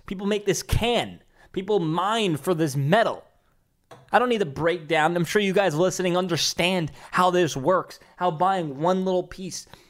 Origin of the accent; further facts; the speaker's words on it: New York City, New York, United States; my hometown, Staten Island, New York